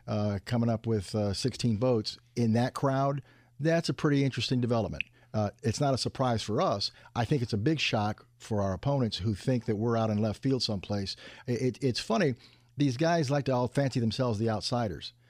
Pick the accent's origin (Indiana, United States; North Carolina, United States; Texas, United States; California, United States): Indiana, United States; the Great North; I came from the Great North.